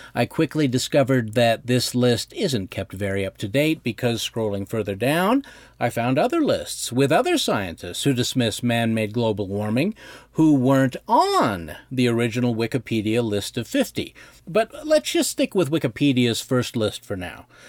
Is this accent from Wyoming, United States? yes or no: yes; Bighorn Basin, northern Wyoming, United States; I grew up in the Bighorn Basin of northern Wyoming